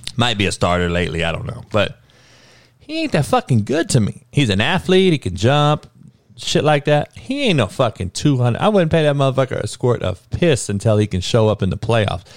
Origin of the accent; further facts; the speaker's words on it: Southern California, United States; we grew up in Cali where you, gunplay was the only way